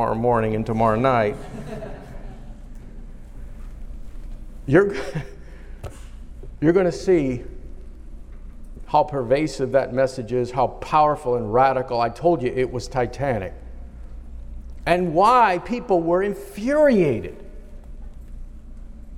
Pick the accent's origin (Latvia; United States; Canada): United States; I am an American citizen